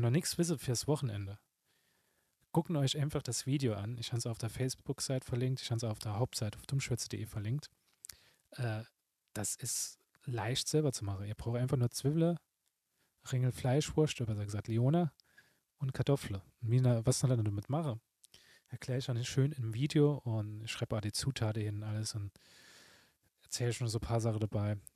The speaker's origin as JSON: {"language": "German", "town": "Saarbrücken", "region": "Saarland", "country": "Germany", "said": "mir als Saarbrücker"}